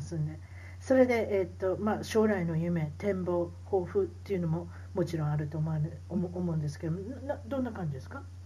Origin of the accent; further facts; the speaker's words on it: Osaka, Japan; 大阪人大阪人なんで